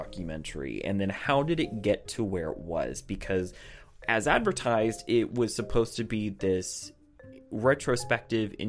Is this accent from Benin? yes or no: no; United States; I'm just an American